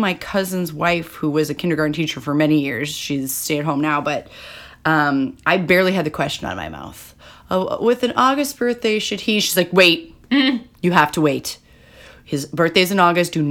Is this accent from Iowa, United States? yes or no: no; Illinois, United States; growing up in Illinois